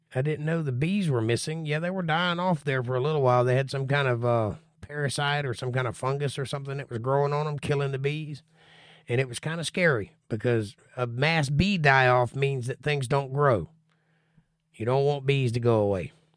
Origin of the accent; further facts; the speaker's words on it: Florida, United States; I'm from Florida